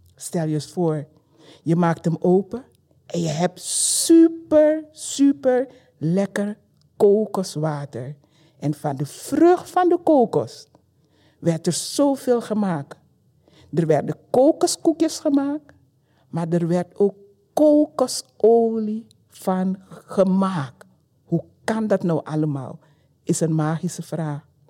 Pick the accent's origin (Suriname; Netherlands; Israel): Suriname; Paramaribo, Paramaribo District; now in Belgium; geboren in Suriname, in de hoofdstad Paramaribo